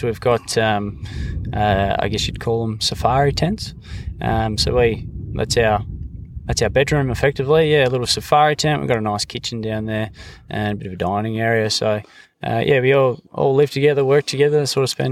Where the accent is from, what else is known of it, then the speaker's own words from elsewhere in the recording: Mount Gambier, South Australia, Australia; moved away as an adult; now in Bungle Bungles, Australia; I'm from Mount Gambier, in South Australia there, right down the bottom tip. So yeah. A little bit of a different climate down there. So, I was born there and lived there until I was 18